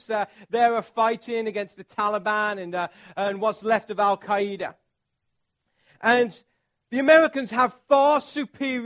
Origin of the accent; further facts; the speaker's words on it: England, United Kingdom; I'm from England